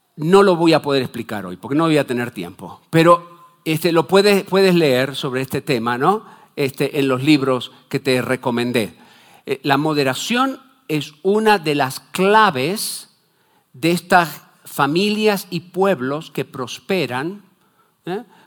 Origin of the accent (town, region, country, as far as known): Argentina